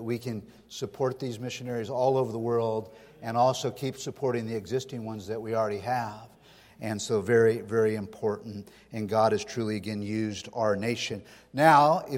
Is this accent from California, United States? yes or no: yes; Sonora, California, United States; also born or lived in Stockton, California; I grew up in Sonora in the foothills here. I was born and raised in Northern California